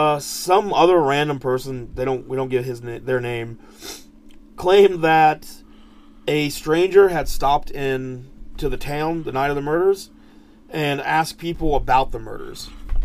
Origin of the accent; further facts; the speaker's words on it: United States; I, as an American